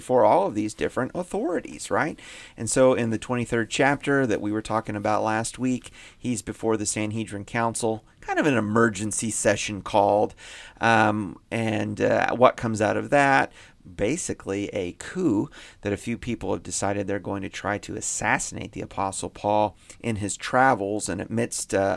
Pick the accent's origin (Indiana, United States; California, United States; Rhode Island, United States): Indiana, United States; I grew up in Indiana